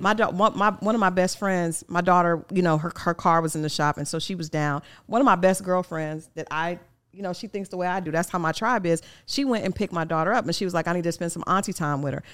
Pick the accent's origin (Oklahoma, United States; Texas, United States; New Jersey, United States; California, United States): Oklahoma, United States; I grew up in Oklahoma